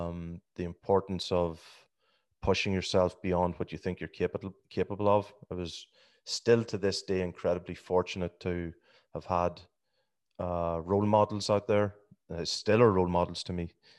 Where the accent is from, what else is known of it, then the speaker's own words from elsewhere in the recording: Scotstown, County Monaghan, Ireland; I'm from Scotstown. That's the most important part. By the grace of God, Scotstown.